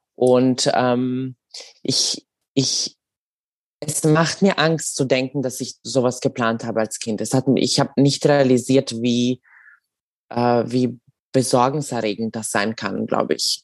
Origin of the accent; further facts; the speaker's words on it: Serbia; now in Austria; ich bin äh, in Serbien geboren und aufgewachsen.